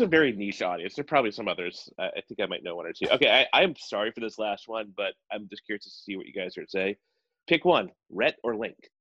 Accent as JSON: {"language": "English", "region": "South Carolina", "country": "United States", "said": "I'm from South Carolina"}